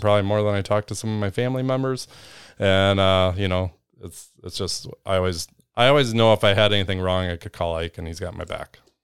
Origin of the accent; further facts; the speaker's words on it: Northern Illinois, United States; moved away; I grew up in Northern Illinois